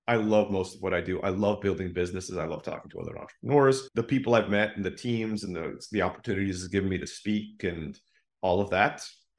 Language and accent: English; Turkey; also born or lived in Philippines; When I grew up in Turkey. My mom's from the Philippines. I was born there. I moved to Turkey when I was very young